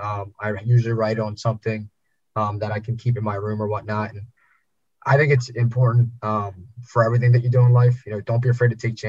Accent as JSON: {"language": "English", "town": "Philadelphia", "region": "Pennsylvania", "country": "United States", "tie": "born or raised there", "said": "where I grew up in Northeast Philadelphia"}